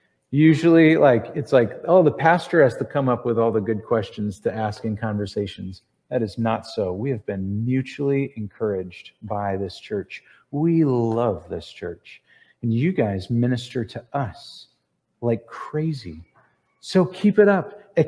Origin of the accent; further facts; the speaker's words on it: Ohio, United States; we're from Ohio